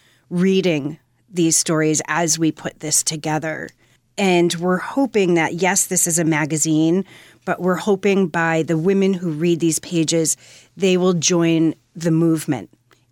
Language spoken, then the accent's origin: English; Fairfield County, Connecticut, United States; I grew up in Fairfield County, Connecticut